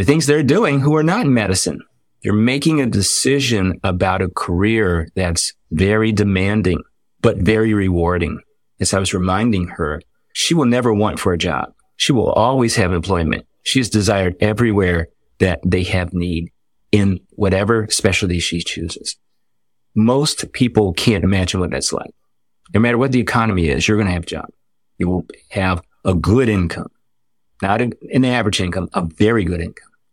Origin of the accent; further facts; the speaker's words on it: Washington, District of Columbia, United States; now in North Carolina, United States; I was born in North Carolina, but I was raised in the Washington, D C area